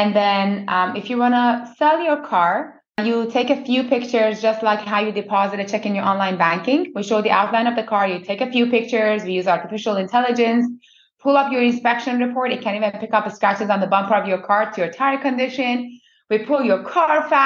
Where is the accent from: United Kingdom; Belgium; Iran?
Iran; moved away as an adult; also born or lived in United States; now in Canada; I was born in Iran by two perfectionist parents.